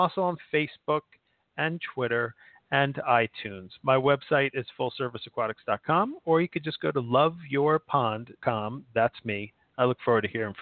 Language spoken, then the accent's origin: English; New Jersey, United States; I'm a guy from New Jersey